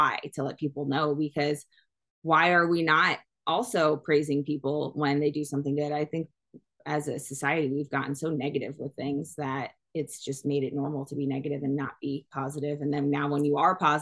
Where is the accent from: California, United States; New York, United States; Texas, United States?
New York, United States; now in Arizona, United States; I'm very East Coast. I'm from New York